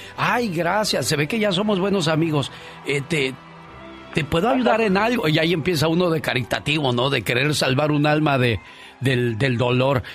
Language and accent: Spanish; Guerrero, Mexico; soy de Guerrero